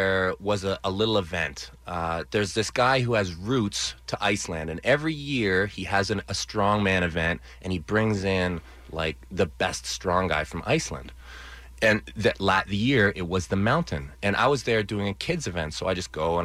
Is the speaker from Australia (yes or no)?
no; Canada; we're both Canadian